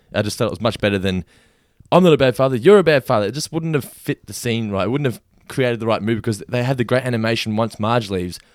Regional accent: Australia; I'm Australian

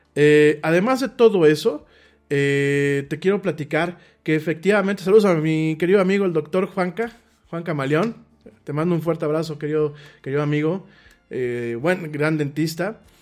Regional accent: Mexico; para los que somos mexicanos

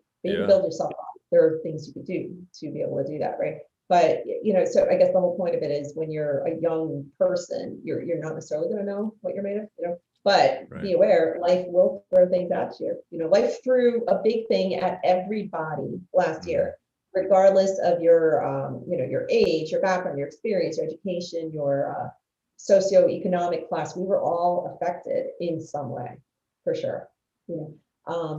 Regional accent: New Jersey, United States; growing up in the North Jersey area

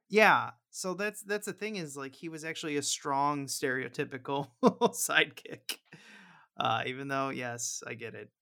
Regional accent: Missouri, United States; I'm from Missouri

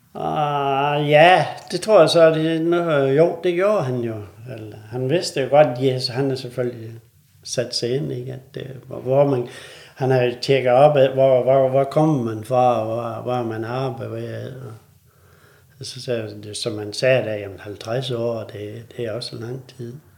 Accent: North Jutland and Thy, North Denmark Region, Denmark; nu kommer vi her fra Nordjylland og Thy

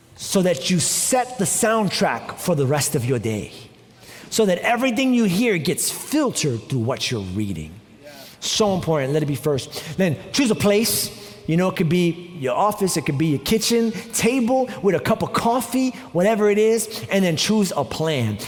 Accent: New York, United States; moved away; I'm also from New York.

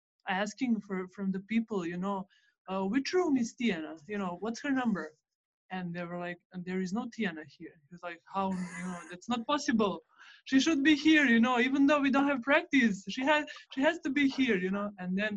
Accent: Serbia; English is a second language; So normally we had to be in Belgrade, but, you know, you always try to escape. And then I went to my hometown. It's like 3 hours far from Belgrade.

